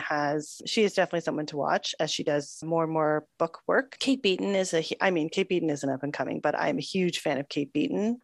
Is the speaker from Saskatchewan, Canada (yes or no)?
no; Toronto, Ontario, Canada; growing up in Toronto